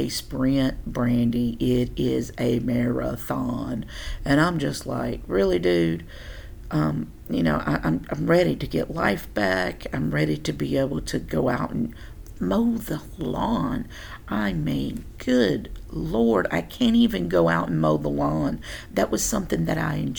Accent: Tennessee, United States; moved away as an adult; also born or lived in Oklahoma; I'm from Tennessee, born and bred

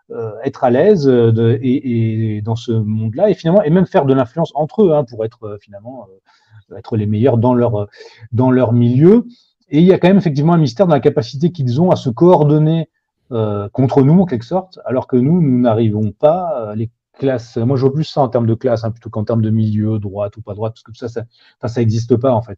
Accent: France; en tant que Français

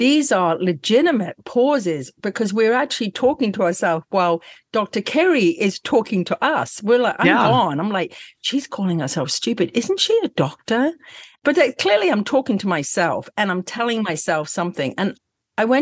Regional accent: England, United Kingdom; moved away; I never was brought up in Scottsdale. I'm from England

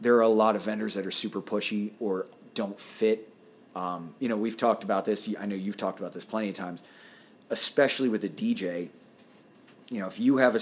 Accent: Pittsburgh, Pennsylvania, United States; accent: Pittsburgh; That's my Pittsburgh accent

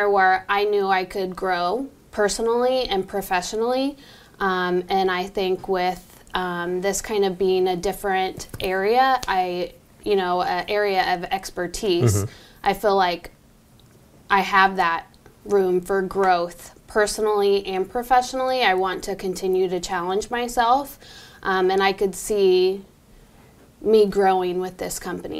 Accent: Homer, Illinois, United States; I'm from Homer, which is like 30 minutes east of here.

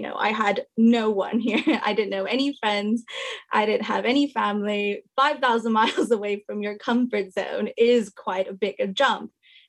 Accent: Los Angeles, California, United States; moved away as an adult; now in United Kingdom; I'm from Los Angeles, California, so I'm an international student.

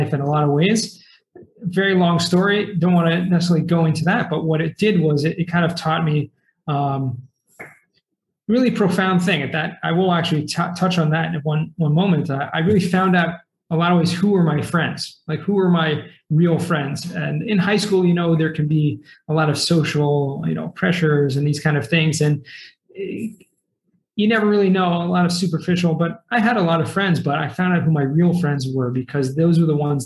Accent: Los Angeles, California, United States; also born or lived in Boston, Massachusetts; I was actually born in Massachusetts, in Boston, little suburb outside of Boston, but moved to California, Southern California, when I was 9 years old. And basically, you know, grew up, I feel like, you know, that's what I remember the most growing up in Southern California, in the San Fernando Valley

